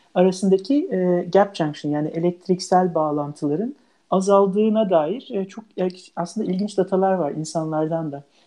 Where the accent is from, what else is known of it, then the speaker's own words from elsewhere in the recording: İzmir, Turkey; moved away as an adult; also born or lived in Ankara, Turkey / Heidelberg, Germany / United States / Leuven, Belgium; now in Norway; ben İzmir doğumluyum.